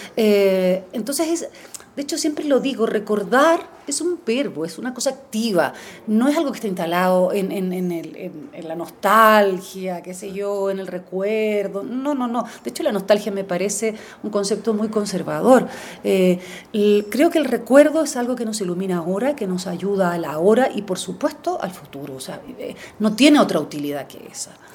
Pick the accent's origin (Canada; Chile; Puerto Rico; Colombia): Chile; como chilena